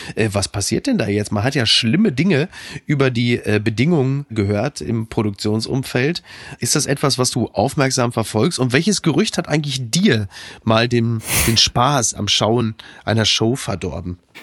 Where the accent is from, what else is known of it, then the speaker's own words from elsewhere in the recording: Ruhr area, North Rhine-Westphalia, Germany; jetzt komme ich ja nun aus dem Ruhrgebiet